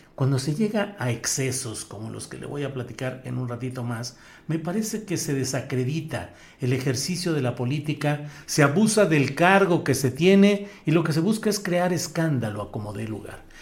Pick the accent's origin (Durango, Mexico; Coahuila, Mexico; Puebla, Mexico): Coahuila, Mexico; Torreón; moved away; Torreón, Coahuila, mi tierra natal, con la que cada vez sueño más y me acuerdo de más cosas de mi infancia